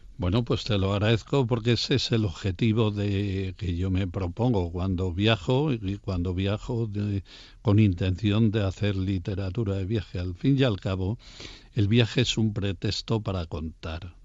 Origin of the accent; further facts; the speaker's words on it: Castile and León, Spain; la primera catedral que yo vi de la mano de mi padre siendo un niño fue la de mi provincia natal, la de León